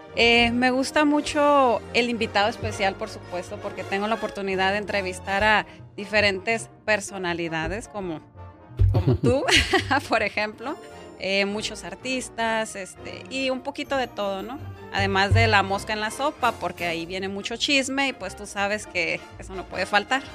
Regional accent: Sinaloa, Mexico; Soy originaria de Sinaloa

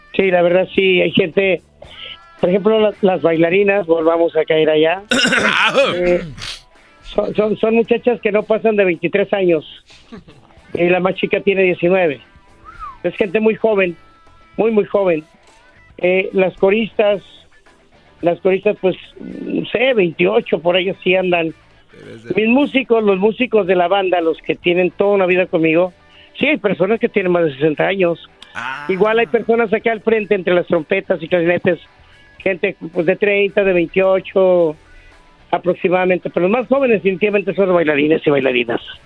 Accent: Mexico; como mexicano

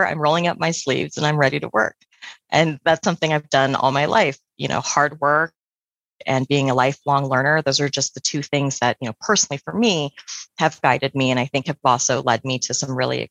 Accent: Central Valley, California, United States; I'm from the Central Valley in California, which is a rural area. And I did 4-H and competed at the California State Fair and the County Fair

